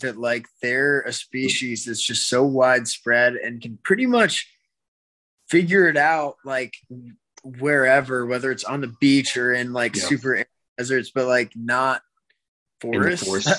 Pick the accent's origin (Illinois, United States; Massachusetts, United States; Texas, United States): Texas, United States; The Woodlands; my hometown of the Woodlands, Texas.